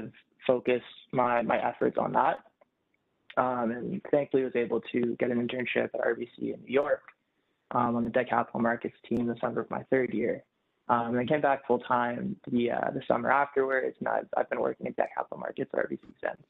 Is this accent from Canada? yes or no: yes; Toronto, Ontario, Canada; born and raised in Toronto